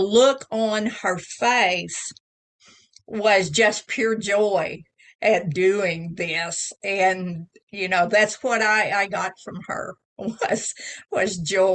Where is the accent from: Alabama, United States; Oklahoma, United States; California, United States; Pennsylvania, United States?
Oklahoma, United States; I was born here in Oklahoma, and I've spent the better part of my life here